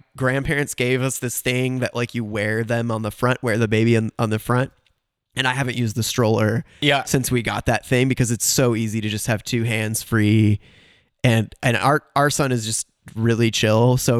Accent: Cleveland, Ohio, United States; born there; So I was born in Cleveland, Ohio. When I was a kid, my mom was always writing songs

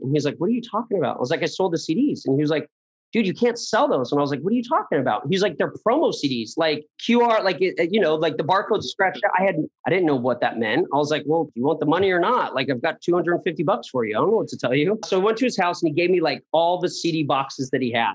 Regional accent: Poway, California, United States; I grew up in Poway. Yeah. And, uh, I was, I guess you can say, just the quintessential Southern California kid

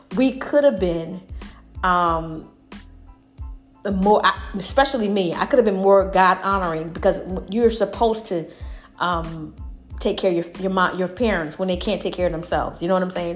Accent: Alabama, United States; I grew up in Alabama

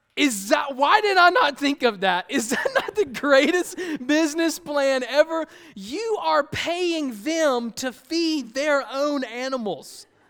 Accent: Columbia, South Carolina, United States; moved away; I grew up in Columbia, South Carolina, the concrete jungle

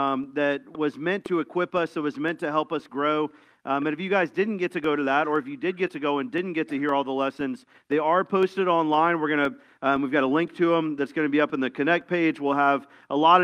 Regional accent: Tampa, Florida, United States; I grew up in Tampa, which is a busy city in Florida

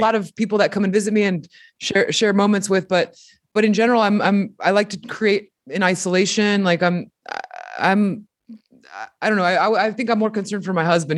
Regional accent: Mexico; moved away; I'm a fucking immigrant, you know? I came, I was born in Mexico and I came from a tiny pueblito where we didn't have electricity, running water

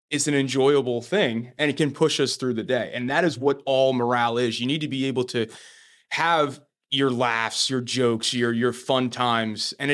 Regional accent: New Jersey, United States; We're from

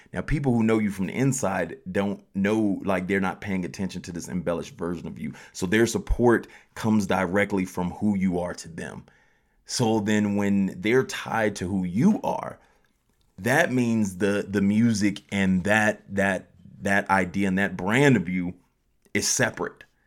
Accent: Colorado Springs, Colorado, United States; I'm from Colorado Springs

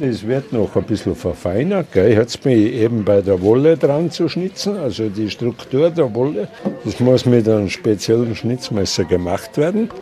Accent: Großarl, Salzburg, Austria; Ich bin gebürtiger Großaler und schnitze schon seit 1971

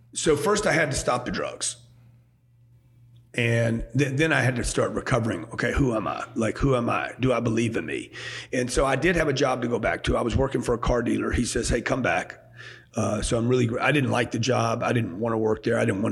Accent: Louisiana, United States; born or raised there; also born or lived in Houston, Texas / California; now in Miami, United States

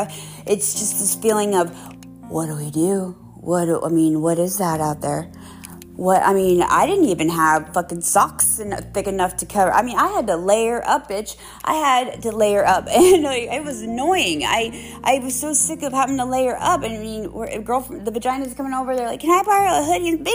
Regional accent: Pennsylvania, United States; moved away; I'm from Pennsylvania

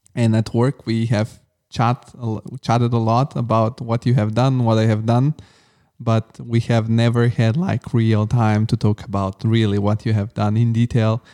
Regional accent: Rome, Lazio, Italy; English is a second language; now in Frankfurt, Germany; I'm from Rome

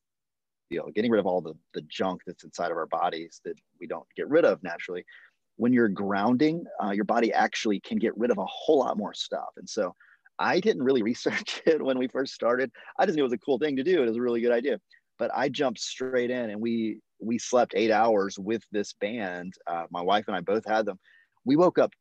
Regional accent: United States; as an American

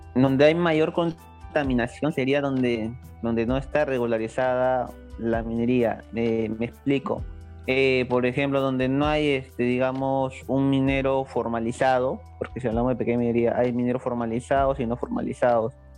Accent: Lima, Peru; yo soy limeño, pero prácticamente no me considero uno

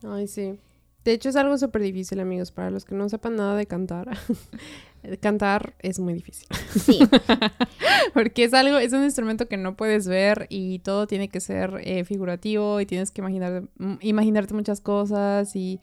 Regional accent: Puebla, Mexico; moved away as an adult; now in Austria; yo vengo de Puebla, ¿no? Que es una ciudad.

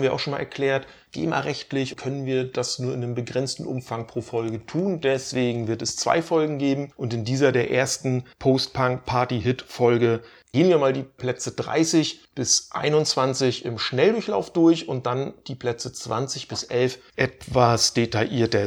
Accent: Stralsund, Mecklenburg-Vorpommern, Germany; aus meiner Heimatstadt

